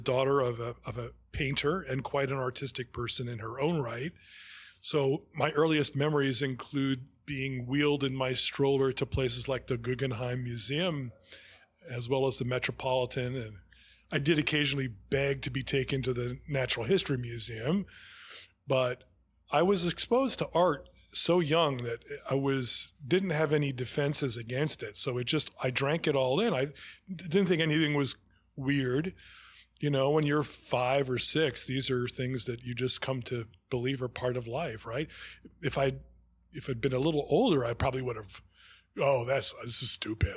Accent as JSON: {"language": "English", "town": "New York City", "region": "New York", "country": "United States", "tie": "born or raised there", "said": "I grew up here in, in Manhattan"}